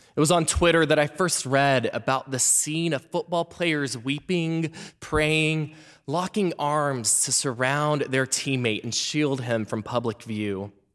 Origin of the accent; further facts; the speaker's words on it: Memphis, Tennessee, United States; moved away; I was back in my hometown of Memphis, Tennessee